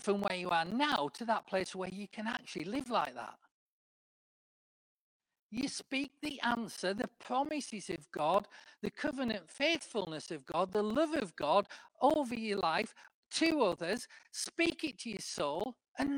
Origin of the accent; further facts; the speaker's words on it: the north of England, United Kingdom; accent: northern; moved away as an adult; now in Cambridge, United Kingdom; I'm still a northerner.